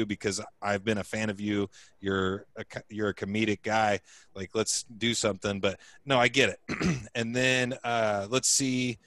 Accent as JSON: {"language": "English", "town": "Indianapolis", "region": "Indiana", "country": "United States", "said": "I'm from Indianapolis."}